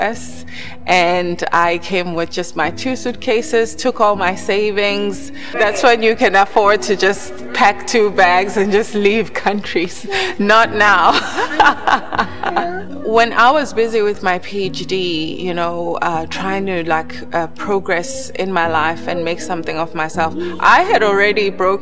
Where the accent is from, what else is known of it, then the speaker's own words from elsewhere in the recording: South Africa; I grew up in South Africa to a professional couple